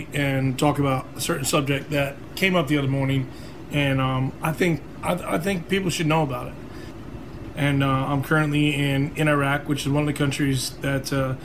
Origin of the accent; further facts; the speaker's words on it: United States; as an American